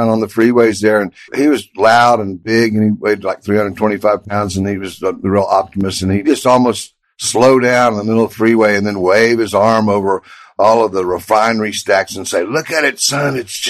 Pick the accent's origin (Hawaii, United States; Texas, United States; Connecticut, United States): Texas, United States; Houston; was a brand new suburb back then. So it was kind of like one of those scenes from Back to the Future. So I grew up there. And at the time, Houston, Texas was, you know, the city of the future, like Brasilia.